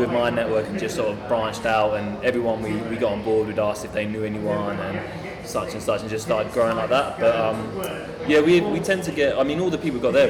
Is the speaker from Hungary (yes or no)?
no; Ipswich, East of England, United Kingdom; we grew up just outside of Ipswich in a, in a village basically, but I came from Ipswich when I was about three or four years old, moved outside